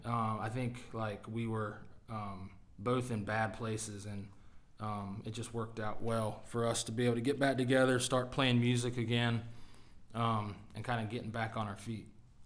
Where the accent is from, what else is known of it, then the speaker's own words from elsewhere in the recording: North Carolina, United States; moved away as an adult; also born or lived in Norfolk, Virginia; I'm originally from North Carolina.